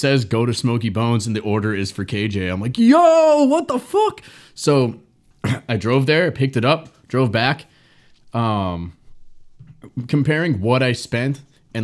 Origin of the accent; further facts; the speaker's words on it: Norwood, Massachusetts, United States; I'm not from the South Shore either. I'm from Norwood